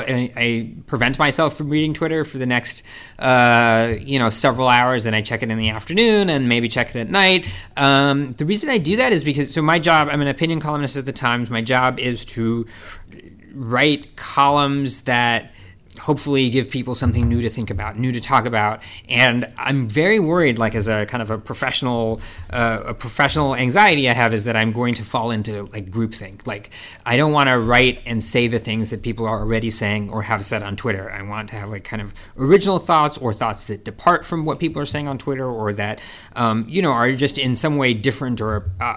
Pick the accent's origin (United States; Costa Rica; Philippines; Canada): United States; California; I grew up in California